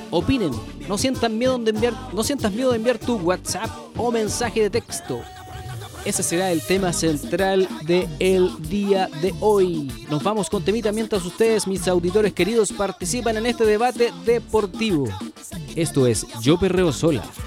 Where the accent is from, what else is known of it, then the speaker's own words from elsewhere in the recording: Chile; nosotros, los chilenos